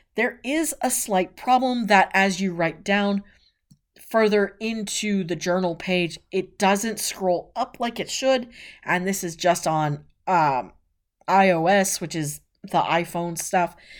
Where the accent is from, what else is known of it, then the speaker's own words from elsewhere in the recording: West Coast, United States; I was born on the West Coast